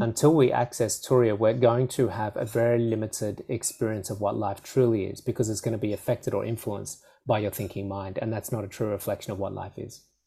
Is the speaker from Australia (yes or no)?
yes; Australia; I'd speak too quickly as an Aussie